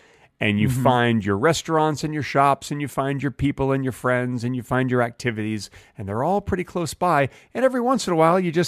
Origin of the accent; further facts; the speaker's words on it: Dallas, Texas, United States; now in Los Angeles, United States; I moved from Dallas, Texas to Los Angeles, California. And Dallas is a big city, very mm-hmm. business-oriented city.